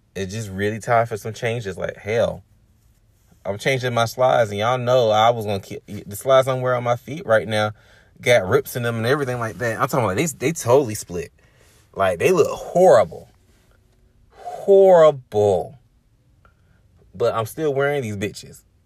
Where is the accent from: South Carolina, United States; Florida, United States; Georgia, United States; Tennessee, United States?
Georgia, United States; Decatur; I'm from Decatur, so my goal is not to actually live within the city limits of, um, Decatur or Atlanta metropolitan area